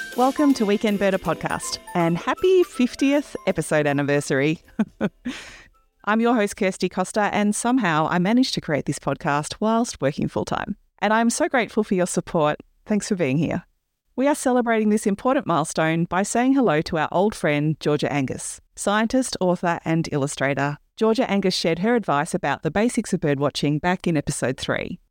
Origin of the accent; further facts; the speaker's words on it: Melbourne, Victoria, Australia; moved away; I was born on Wurundjeri country, the ancestral land of the Wurundjeri people, who are the traditional custodians of a section of Melbourne